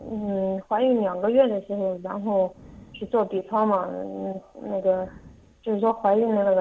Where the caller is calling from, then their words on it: Gushi, Henan, China; 我这边是河南固始，固始县。